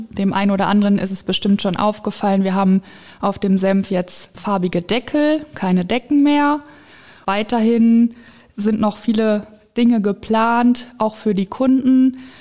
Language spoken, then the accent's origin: German; Diemelstadt, Hesse, Germany; Ich komme aus Diemelstadt Roden und wohne in Laubach